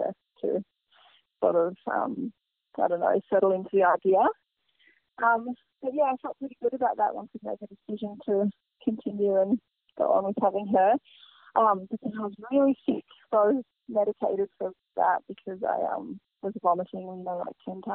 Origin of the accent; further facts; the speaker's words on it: Byron Bay area, New South Wales, Australia; also born or lived in Sydney; I grew up here in Byron, or not Byron, Junigerry, in Byron